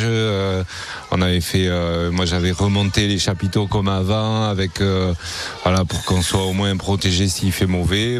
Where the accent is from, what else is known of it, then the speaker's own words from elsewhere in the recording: Hendaye, Nouvelle-Aquitaine, France; also born or lived in San Sebastián, Spain; je suis né à Donosti et j'ai toujours habité à Andaï